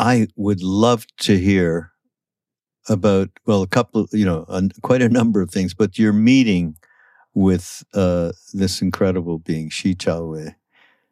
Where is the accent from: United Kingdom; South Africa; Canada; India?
Canada; also born or lived in California; now in United States; I'm from Canada